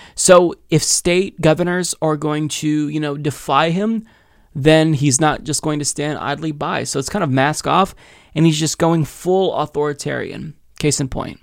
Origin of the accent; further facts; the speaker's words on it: United States; as an American